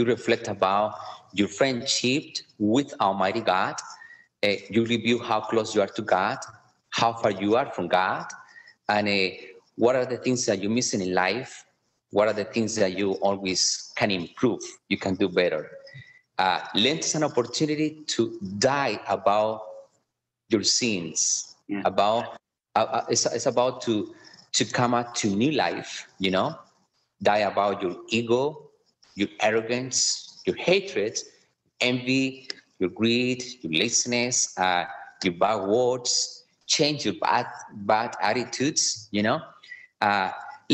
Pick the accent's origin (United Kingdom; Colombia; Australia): Colombia; English is a second language; moved away as an adult; also born or lived in Connecticut, United States; now in Kansas City, United States; I am from Colombia, from the beautiful country of Colombia in South America.